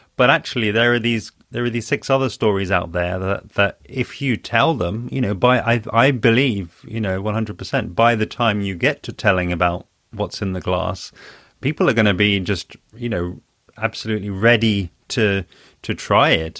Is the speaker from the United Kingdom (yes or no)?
yes; London, United Kingdom; also born or lived in Spain; I'm from London, and I, I'm based in London.